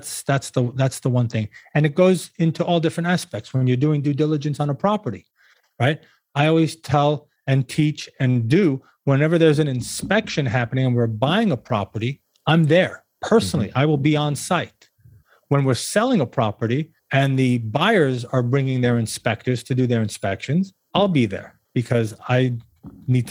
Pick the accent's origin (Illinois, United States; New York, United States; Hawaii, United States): New York, United States; moved away as an adult; now in Florida, United States; being a New Yorker at birth and at heart